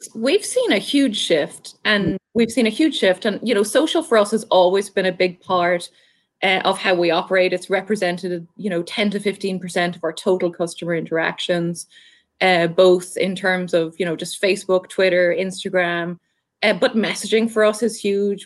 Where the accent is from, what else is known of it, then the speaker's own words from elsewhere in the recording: Ireland; accent: Irish; moved away as an adult; now in Southwest Florida, United States; I'm Irish, um, so hopefully I still have the accent fairly decently.